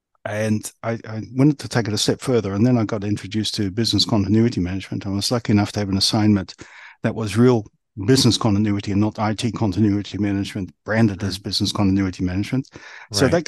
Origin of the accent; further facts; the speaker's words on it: New Zealand; also born or lived in Australia; now in United Kingdom; I come from New Zealand. I was born in New Zealand. And then when I was quite some time ago, I moved across Australia